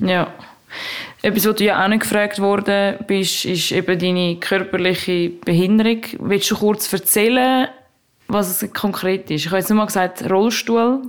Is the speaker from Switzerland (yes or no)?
yes; Zurich, Switzerland; Zürich, dort wo ich herkomme